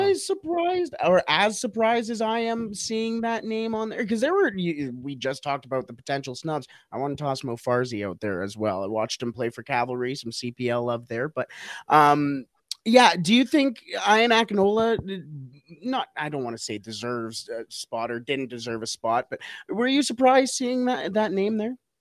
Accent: Canada; as a Canadian

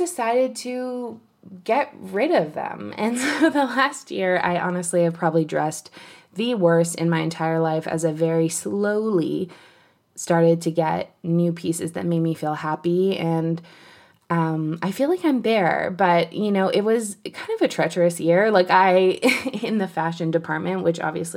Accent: Canada; I'm Canadian

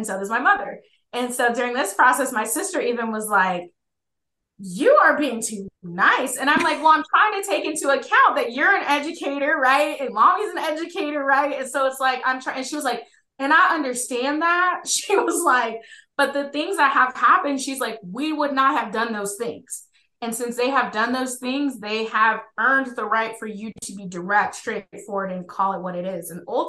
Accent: Georgia, United States; so we're from Georgia, and then I was a military brat, so I grew up all over the place.

